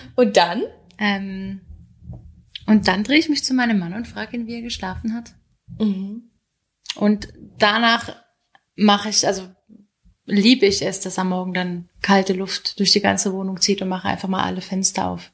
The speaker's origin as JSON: {"language": "German", "area": "Hunsrück", "region": "Rhineland-Palatinate", "country": "Germany", "tie": "born or raised there", "moved": "as an adult", "lives_now": "Switzerland", "said": "der Hunsrück, wo ich aufgewachsen bin"}